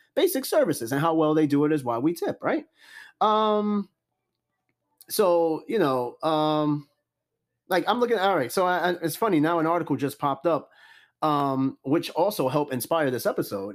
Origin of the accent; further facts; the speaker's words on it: New York City, New York, United States; I'm from Brooklyn too.